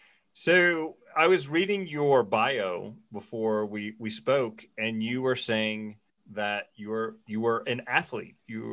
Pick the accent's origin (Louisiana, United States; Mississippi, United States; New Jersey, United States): Mississippi, United States; now in Jackson, United States; growing up in Mississippi